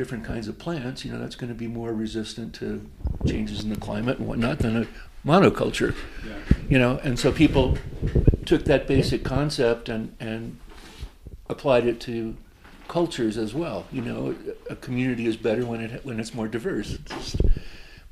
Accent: North Shore of Long Island, New York, United States; moved away; also born or lived in Massachusetts / Colorado; I grew up on the North Shore of Long Island

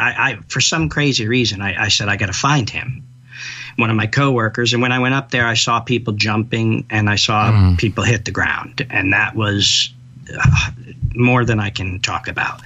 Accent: New York City, New York, United States; I'm a New Yorker

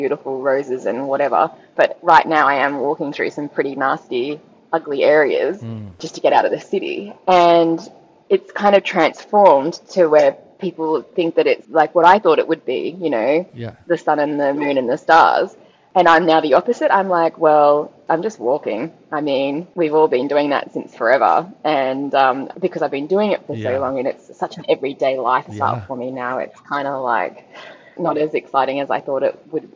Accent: Australia; I am a Australian adventurer

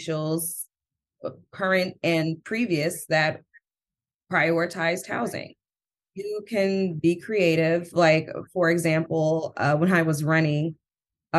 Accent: Oakland, California, United States; now in Emeryville, United States; I grew up in Oakland.

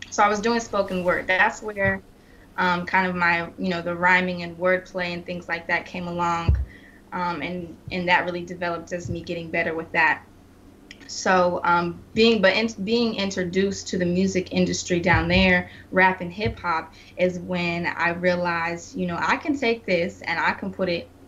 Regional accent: Wichita, Kansas, United States; also born or lived in Salina; I was born in Salina, Kansas, and then my dad's job moved us to Wichita, Kansas.

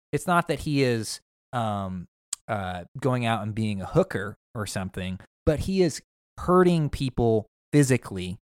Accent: Midwest, United States; I'm from the Midwest

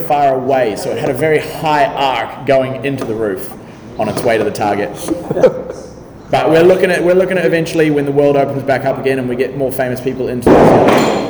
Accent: New Zealand; born there; I was born in New Zealand, but I had to come back for this.

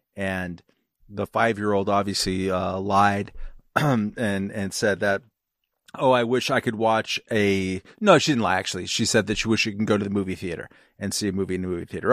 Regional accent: California, United States; I'm from California

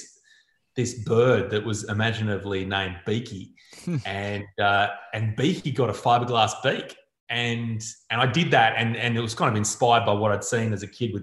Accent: Newcastle, New South Wales, Australia; I grew up in Newcastle

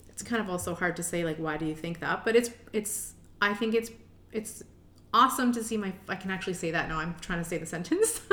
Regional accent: Richmond Hill, Ontario, Canada; moved away as an adult; also born or lived in Toronto; now in Edmonton, Canada; I grew up in Richmond Hill, Ontario.

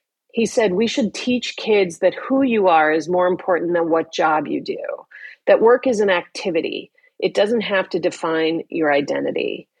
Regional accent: Chicago, Illinois, United States; I grew up in Chicago in the late 1980s and 90s

